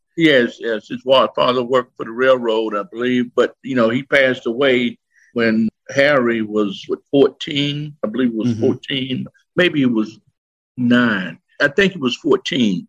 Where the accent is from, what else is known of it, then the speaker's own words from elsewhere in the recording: Philadelphia, Mississippi, United States; now in Florida, United States; here in my hometown of Philadelphia, Mississippi